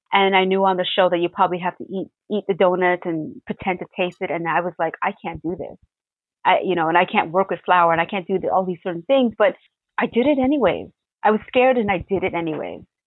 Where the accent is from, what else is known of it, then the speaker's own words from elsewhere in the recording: Toronto, Ontario, Canada; I grew up in Regent Park